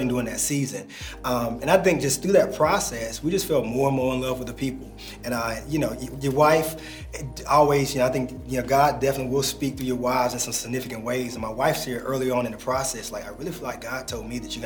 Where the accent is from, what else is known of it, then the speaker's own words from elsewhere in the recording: Atlanta, Georgia, United States; also born or lived in North Carolina; I've lived all over the city just growing up here in Atlanta